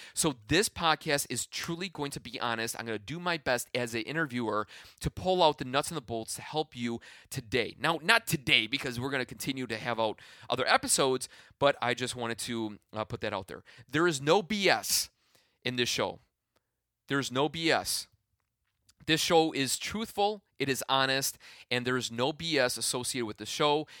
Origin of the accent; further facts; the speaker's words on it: Midwest, United States; I am from the Midwest